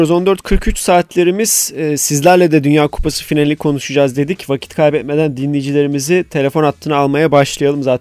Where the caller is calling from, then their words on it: İzmir, Turkey; Ben İzmir'den … İyi bir Fenerbahçeli olarak nasılsınız iyi misiniz Ali abi?